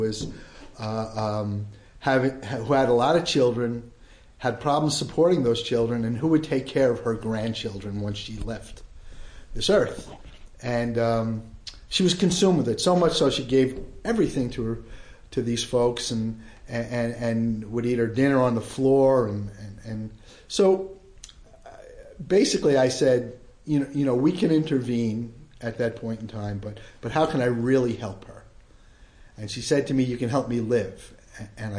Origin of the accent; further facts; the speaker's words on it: New York City, New York, United States; I grew up in the Bronx